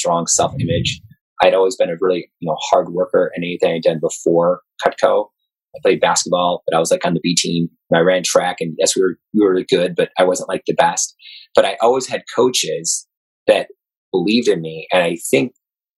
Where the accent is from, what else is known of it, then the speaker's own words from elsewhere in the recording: Chicago, Illinois, United States; Born and raised in Chicago